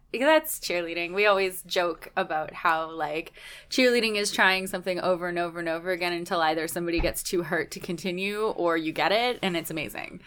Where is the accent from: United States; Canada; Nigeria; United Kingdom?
Canada